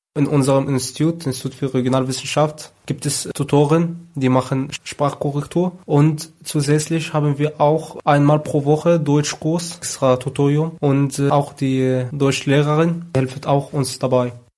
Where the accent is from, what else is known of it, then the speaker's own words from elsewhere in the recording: Egypt; moved away as an adult; now in Germany; in Ägypten, wo ich herkomme